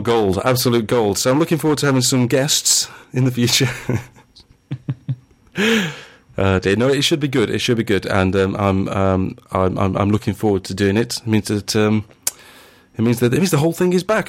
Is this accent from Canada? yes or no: no; Sheffield, Yorkshire and the Humber, United Kingdom; Sheffield, which is my hometown